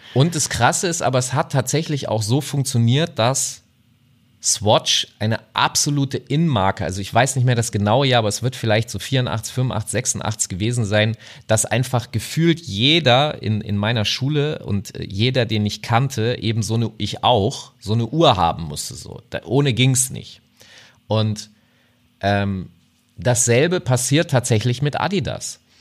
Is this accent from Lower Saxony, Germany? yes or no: yes; Hanover, Lower Saxony, Germany; ich komme aus Hannover